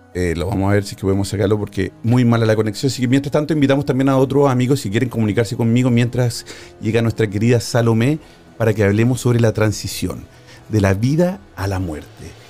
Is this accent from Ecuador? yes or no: no; Chile; now in Spain; Chile, de mi país natal.